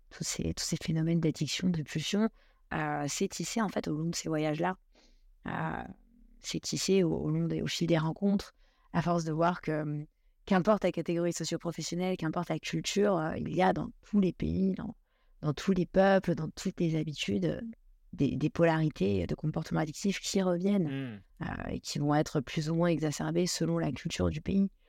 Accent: Ibiza, Balearic Islands, Spain; also born or lived in Istanbul / Tel Aviv / Bangkok / Brazil; now in Paris, France; j'ai été élevée euh, à Ibiza, en Espagne. Ensuite, j'ai habité deux ans à Istanbul, deux ans à Tel Aviv, deux ans, pratiquement deux ans à Bangkok, deux ans au Brésil, deux ans en Australie, avant de revenir à Paris.

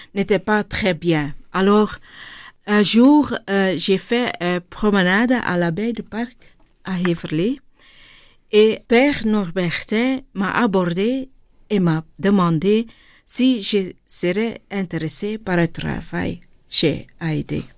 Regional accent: Linter, Flanders, Belgium; born or raised there; first language Dutch; French is a second language; also born or lived in Tamil Nadu, India

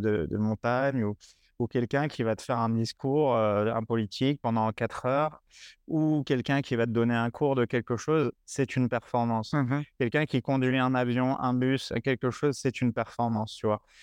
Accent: La Courneuve, Île-de-France, France; Je viens de la Courneuve dans 93

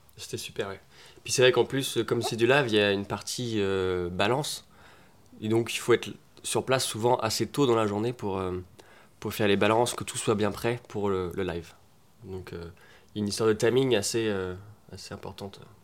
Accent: Rennes, Brittany, France; On est potes d'enfance, on vient de Rennes à la base

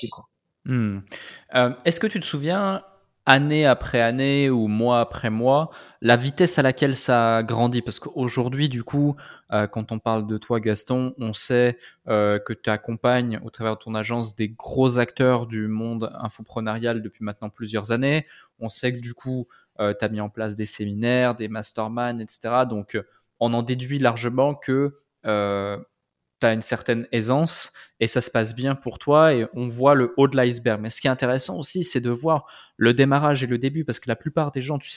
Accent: Morocco; born there; lancer un blog autour euh, du fait de vivre au Maroc et du Maroc qui est, mon pays de cœur qui est mon pays natal

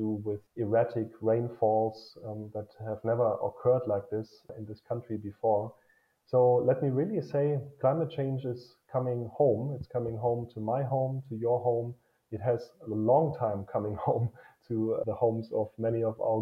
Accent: Germany; for me as a German

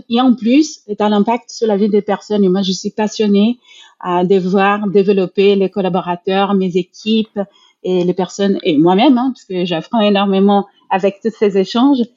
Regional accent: Brazil; moved away; moi, je suis brésilienne

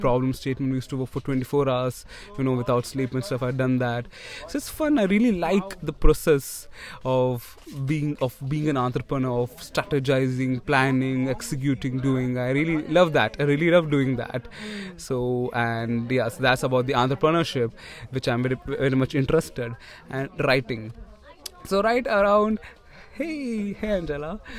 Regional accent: Tirunelveli, Tamil Nadu, India; I'm from Tamil Nadu

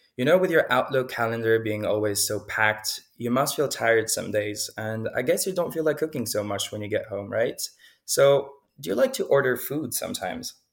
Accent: Lausanne, Vaud, Switzerland; moved away as an adult; also born or lived in Berlin; I was born in Lausanne and grew up in the region as well

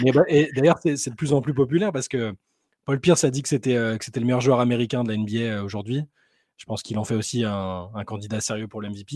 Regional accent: France; on est français

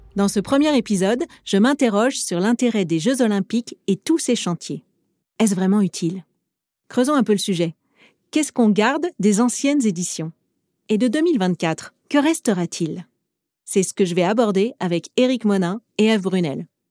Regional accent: Paris, Île-de-France, France; J'ai grandi dans le 12e arrondissement de cette capitale

